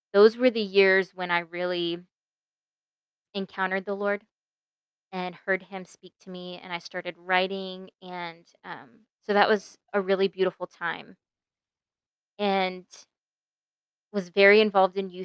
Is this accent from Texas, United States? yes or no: yes; Mesquite, Texas, United States; born or raised there; also born or lived in Pennsylvania